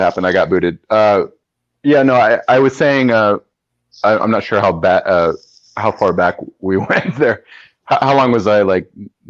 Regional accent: Kansas City, United States; I grew up in Kansas City, and my dad's Mexican, but like we didn't really have a Mexican household

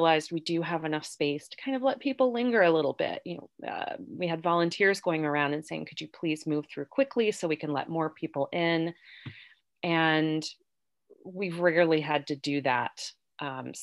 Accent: Parkersburg, West Virginia, United States; also born or lived in Davisville, West Virginia; I grew up in and around Parkersburg

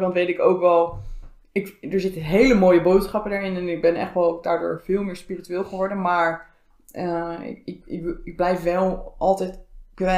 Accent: Zoetermeer, South Holland, Netherlands; moved away as an adult; now in The Hague, Netherlands; Ik ben vijf jaar geleden in Den Haag komen wonen, opgegroeid in Zoetermeer.

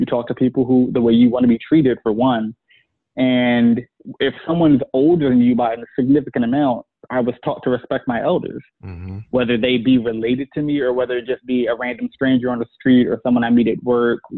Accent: Philadelphia, Pennsylvania, United States; I'm from Philadelphia. I grew up in the hood

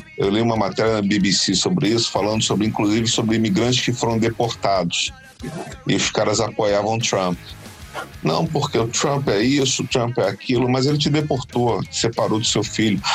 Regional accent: Brazil; nós, enquanto brasileiros

